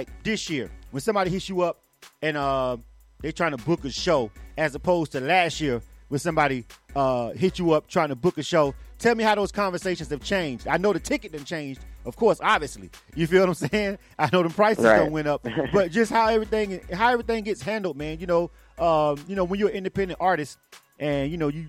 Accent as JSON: {"language": "English", "region": "Florida", "country": "United States", "tie": "born or raised there", "said": "I'm from Florida myself. So, you know, that's where I was born and raised."}